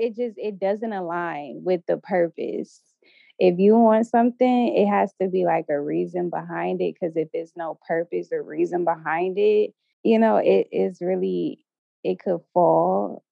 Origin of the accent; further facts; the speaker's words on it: Ohio, United States; moved away; also born or lived in New York City; I'm from Ohio, and I went to the University of Cincinnati